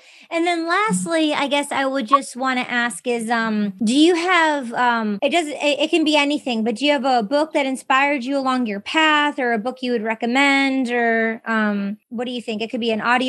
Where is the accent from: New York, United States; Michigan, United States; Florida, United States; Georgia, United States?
Michigan, United States; Detroit suburb; also born or lived in Los Angeles, California; now in California, United States; because I'm from Detroit